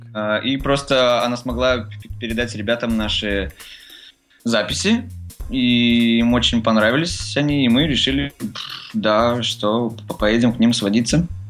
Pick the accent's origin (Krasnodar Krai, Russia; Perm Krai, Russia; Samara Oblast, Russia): Samara Oblast, Russia; Tolyatti; now in Moscow, Russia; мы из Тольятти